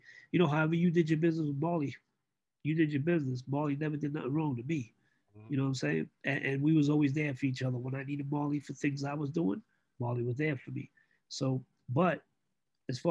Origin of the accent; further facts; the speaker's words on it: New York City, New York, United States; I grew up in East New York, Brooklyn, where it's survival of the fittest